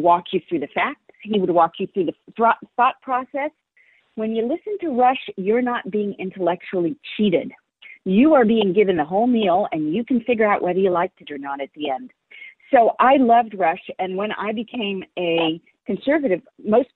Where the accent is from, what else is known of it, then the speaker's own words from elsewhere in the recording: San Francisco, California, United States; I was raised in San Francisco and was part of the San Francisco scene.